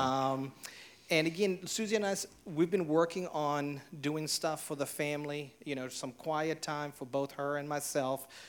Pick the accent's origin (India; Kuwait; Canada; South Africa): South Africa; now in Hilton Head, United States; I was born and raised in South Africa